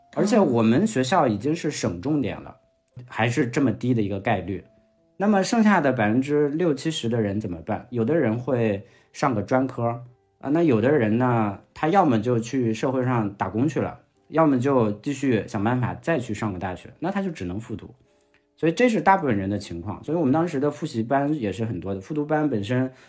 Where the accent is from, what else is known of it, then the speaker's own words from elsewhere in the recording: Linfen, Shanxi, China; moved away as an adult; also born or lived in Beijing; 我是山西的临汾的，临汾呢是，呃，怎么讲，在山西排到十名开外的地级市